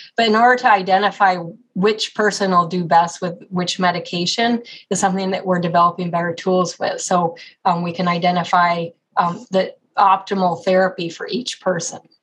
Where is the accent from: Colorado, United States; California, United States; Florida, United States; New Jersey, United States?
Colorado, United States; also born or lived in Ohio / Oklahoma / Texas; now in Cleveland, United States; I grew up in Colorado